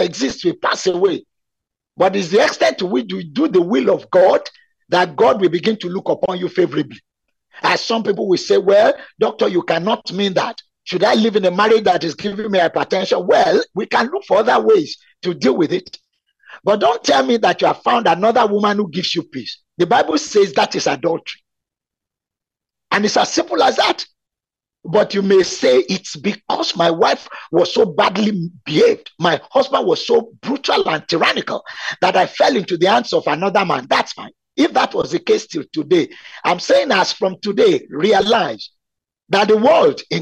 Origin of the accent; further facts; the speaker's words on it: Nigeria; also born or lived in Abeokuta, Nigeria; I was expected by Chivning to be within my home country for 2 years